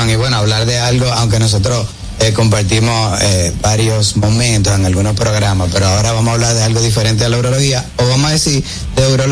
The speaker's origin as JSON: {"language": "Spanish", "region": "La Vega", "country": "Dominican Republic", "tie": "born or raised there", "said": "Yo nací en La Vega"}